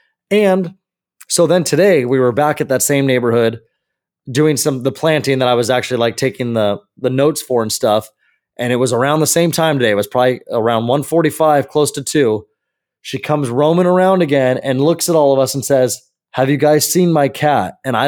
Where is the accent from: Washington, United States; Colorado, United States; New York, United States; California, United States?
California, United States; the neighborhood actually that I grew up in over in the Santiago Hills area by SCC.